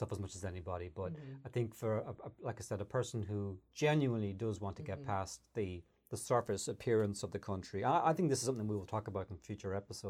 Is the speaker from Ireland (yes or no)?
yes; Ireland; moved away as an adult; now in United States; an Irish person who's left Ireland at the age of 23